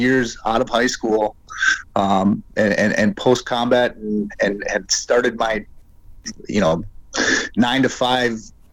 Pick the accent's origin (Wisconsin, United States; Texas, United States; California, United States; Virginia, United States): Wisconsin, United States; Door County; I grew up in Door County, Wisconsin